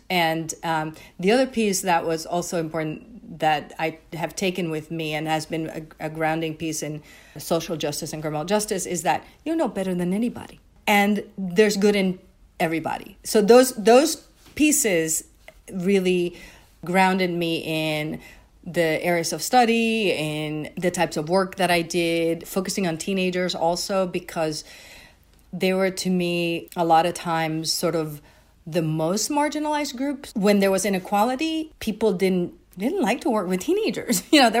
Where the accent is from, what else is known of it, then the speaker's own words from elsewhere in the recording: Puerto Rico; moved away as an adult; I came, when I went to Brown, I came from Puerto Rico, very sheltered environment